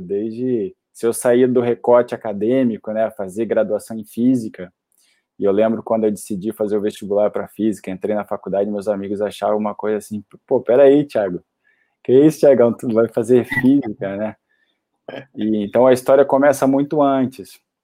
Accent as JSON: {"language": "Portuguese", "town": "Curitiba", "region": "Paraná", "country": "Brazil", "tie": "born or raised there", "also_born_or_lived": "Florianópolis", "moved": "as an adult", "said": "eu cresci em Curitiba e fui fazer a faculdade e me formar em Florianópolis"}